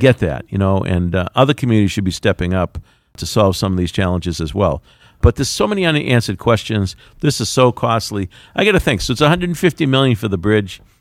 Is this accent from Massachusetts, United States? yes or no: yes; Quincy, Massachusetts, United States; I'm proud to say I'm from Quincy